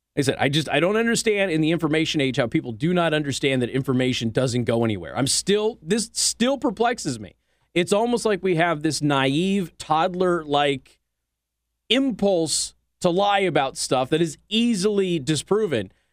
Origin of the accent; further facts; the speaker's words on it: Southwest, United States; moved away; I'm from the Southwest